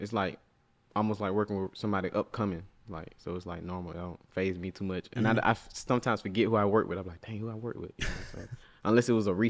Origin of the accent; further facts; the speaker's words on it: Atlanta, Georgia, United States; I'm from Atlanta.